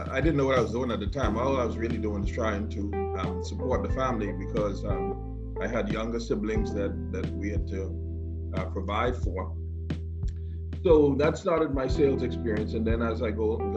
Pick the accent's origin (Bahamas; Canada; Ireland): Bahamas; Grand Bahama; now in Nassau, Bahamas; I was born and raised in Grand Bahama.